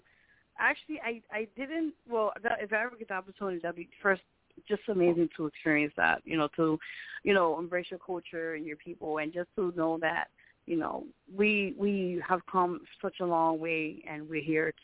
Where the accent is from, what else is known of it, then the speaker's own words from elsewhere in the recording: Puerto Rico; now in New York City, United States; Yeah, well, I'm Puerto Rican.